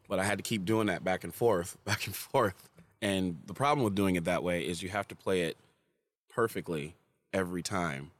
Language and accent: English; Farmington, Michigan, United States; I grew up in Farmington too